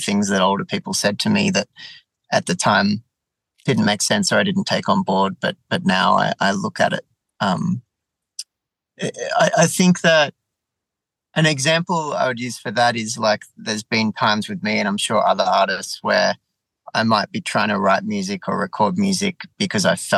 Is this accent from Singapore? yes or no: no; south coast of New South Wales, Australia; also born or lived in Melbourne, Victoria; I was born in Melbourne, but I grew up and based now on the south coast. So it's just at the bottom of New South Wales.